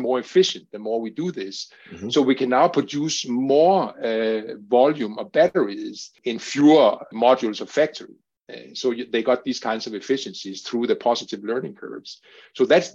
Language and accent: English; Denmark; Denmark, my home country